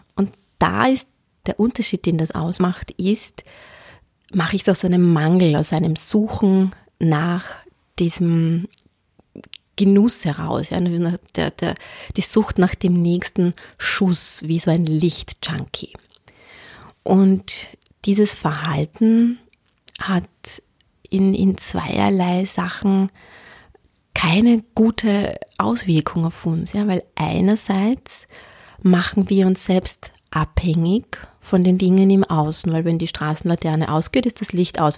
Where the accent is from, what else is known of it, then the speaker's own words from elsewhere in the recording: Austria; ich bin am Land aufgewachsen